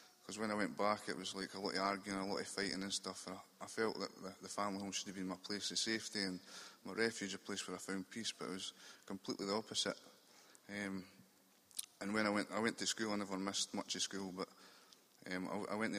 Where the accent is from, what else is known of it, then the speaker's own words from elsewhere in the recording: Dunfermline, Scotland, United Kingdom; moved away as an adult; now in Edinburgh, United Kingdom; I'm from Dunfermline in Fife, which is just over the Forth Road bridges. But I'm staying in Edinburgh now